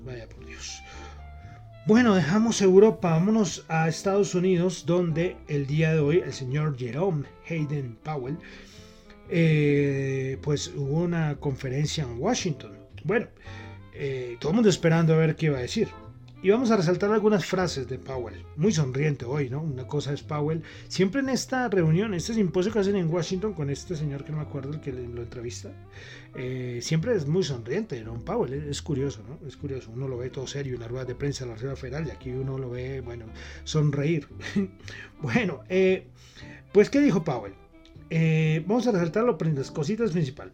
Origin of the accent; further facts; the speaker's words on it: Colombia; yo soy colombiano